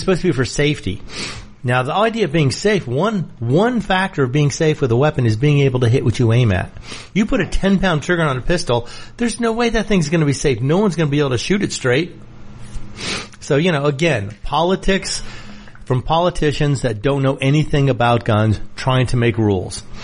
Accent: New York City, New York, United States; I was born in New York City

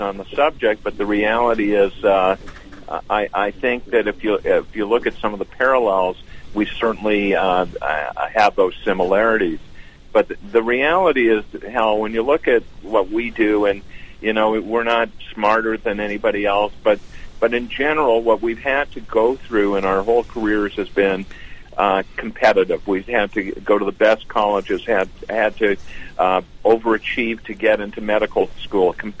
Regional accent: Canada; moved away as an adult; also born or lived in Los Angeles, United States; now in Toronto, Canada; as a Canadian with dual citizenship, I'm also a proud American. I went to medical school in Canada and left immediately after I finished

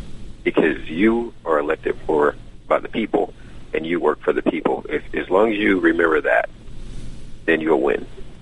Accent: DeKalb County, Georgia, United States; also born or lived in Atlanta, Georgia; I'm a product of Georgia. I was born and raised at Grady Memorial Hospital, and my mom moved to DeKalb County back when I was 8 from Atlanta, from Fulton County, and I've been born and raised in DeKalb County ever since. I'm now 48 years old

